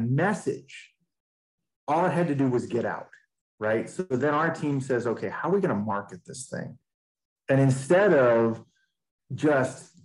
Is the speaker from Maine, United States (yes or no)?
yes; Maine, United States; I'm from Maine